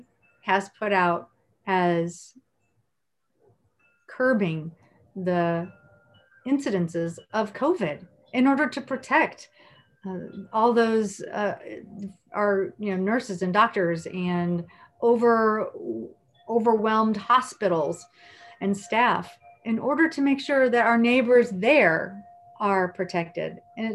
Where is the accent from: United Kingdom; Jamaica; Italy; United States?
United States; Indiana; I grew up in Indiana, and I grew up being very concerned about my neighbors